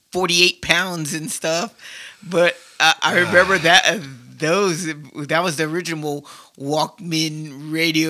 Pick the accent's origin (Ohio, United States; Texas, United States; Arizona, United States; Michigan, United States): Texas, United States; San Antonio; I grew up here in San Antonio and in Texas